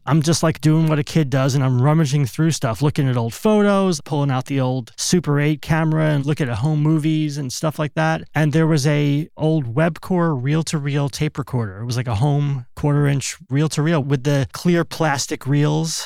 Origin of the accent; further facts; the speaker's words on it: East Brunswick, New Jersey, United States; moved away as an adult; also born or lived in Brooklyn, New York; now in California, United States; Born in Brooklyn till I was th-, thirty-five, I lived in New Jersey, central New Jersey, a town called East Brunswick